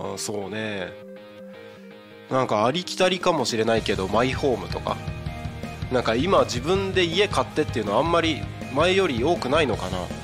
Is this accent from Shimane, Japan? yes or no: no; Takko, Aomori, Japan; moved away as an adult; now in Tako, Japan; 僕の出身が青森県田子町って超山奥の超田舎なわけで人口も3000人ぐらいしかいない超ど田舎なわけでそういうところで生まれ育ってる